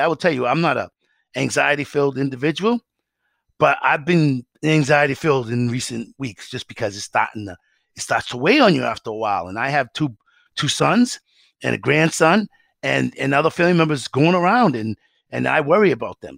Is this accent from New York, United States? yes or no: no; Massachusetts, United States; I'm a kid from Massachusetts